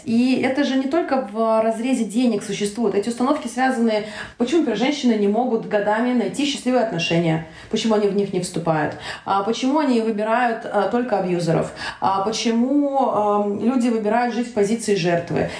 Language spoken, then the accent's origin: Russian; Volgograd, Volgograd Oblast, Russia; born or raised there; moved away as an adult; also born or lived in Tashkent, Uzbekistan; now in Slovenia